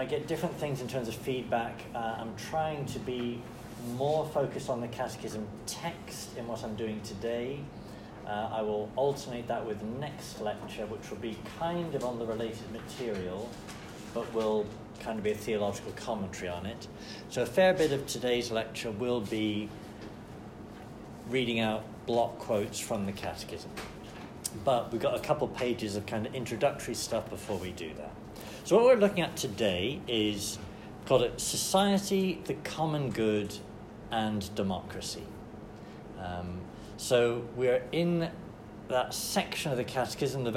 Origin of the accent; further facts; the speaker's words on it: United States; very proud of being an American